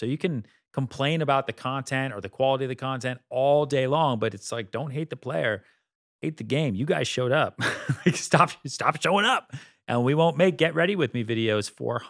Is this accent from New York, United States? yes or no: no; Boston, Massachusetts, United States; I'm like white from Boston. I don't eat spicy food.